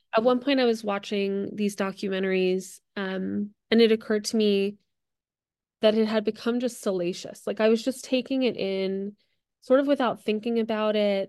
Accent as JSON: {"language": "English", "region": "New Jersey", "country": "United States", "tie": "born or raised there", "moved": "yes", "lives_now": "Los Angeles, United States", "said": "I grew up in New Jersey"}